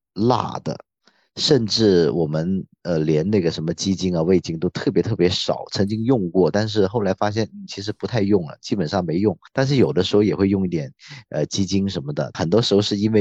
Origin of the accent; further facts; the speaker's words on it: Guangzhou, Guangdong, China; 然后我是从广州出生的，所以我算是呃广州人。比较土著的吧，然后呢，我的父母也是在他读书的年代，或者是很小，我妈是五岁的时候从老家恩平过来的，